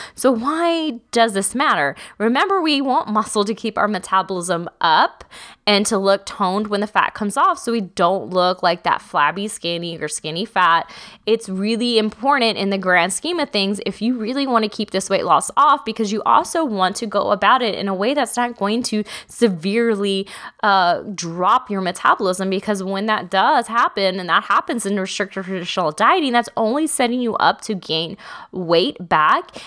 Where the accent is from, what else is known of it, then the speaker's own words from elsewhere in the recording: Texas, United States; I'm from Texas.